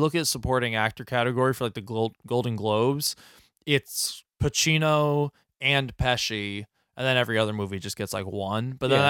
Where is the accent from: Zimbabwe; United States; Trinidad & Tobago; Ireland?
Ireland; Bothered me. Because I'm Irish.